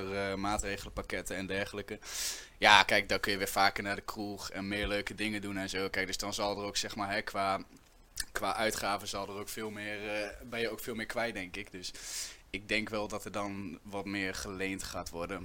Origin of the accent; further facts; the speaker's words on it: Winterswijk, Gelderland, Netherlands; moved away as an adult; now in Nijmegen, Netherlands; Ik kom oorspronkelijk uit, uh, uit Winterswijk. Ik woon nu 2,5 jaar in Nijmegen